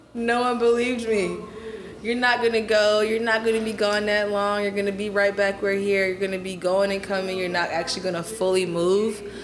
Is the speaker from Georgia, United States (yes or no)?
yes; Atlanta, Georgia, United States; moved away as an adult; also born or lived in Washington, D.C. / Guyana; now in Houston, United States; I grew up in Atlanta